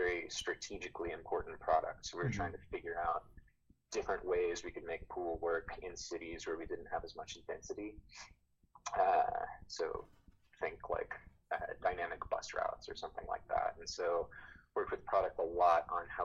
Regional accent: Texas, United States; Growing up in Texas

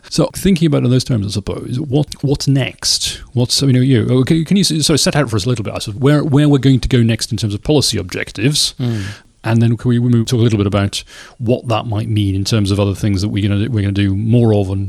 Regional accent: the Northeast, North East England, United Kingdom; I grew up in the Northeast. My various members of my family were miners.

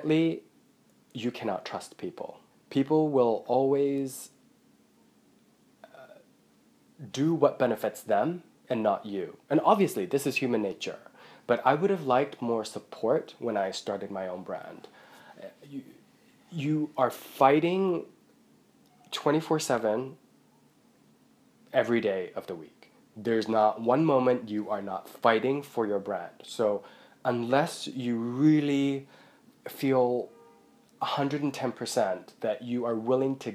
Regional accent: Hong Kong; moved away; also born or lived in Buckinghamshire, England; I'm from Hong Kong

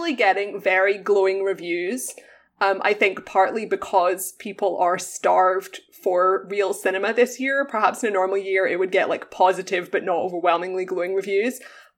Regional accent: United Kingdom; as a British person

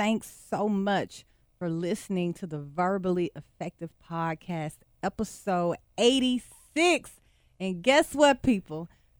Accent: Beaumont, Texas, United States; I'm from Beaumont, Texas, Port Arthur down the street?

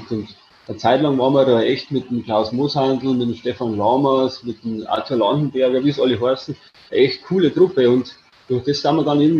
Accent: Ingolstadt, Bavaria, Germany; bei bin gebürtig Ingolstädter, das ist meine Heimat.

